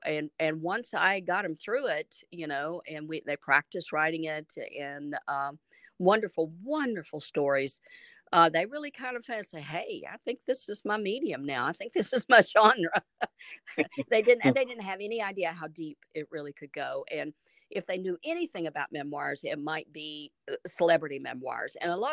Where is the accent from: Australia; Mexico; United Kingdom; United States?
United States; And, you know, we Americans, we don't really know anything about that.